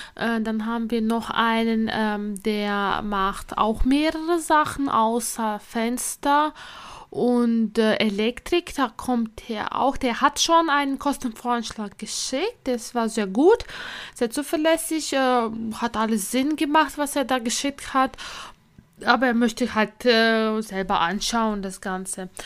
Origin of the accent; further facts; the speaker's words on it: Latvia; now in Germany; ich komme ja ursprünglich aus Lettland